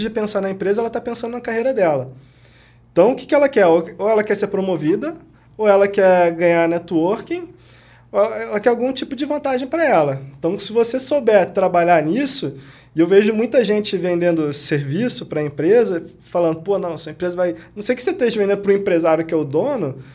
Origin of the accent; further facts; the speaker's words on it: Rio de Janeiro, Brazil; moved away as an adult; also born or lived in Corumbá, Mato Grosso do Sul; eu sou do Rio de Janeiro, nunca pensei em sair do Rio de Janeiro.